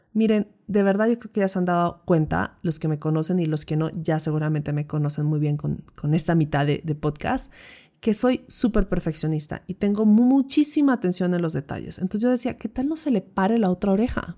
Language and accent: Spanish; Pasto, Nariño, Colombia; durante mi vida de pequeña en Pasto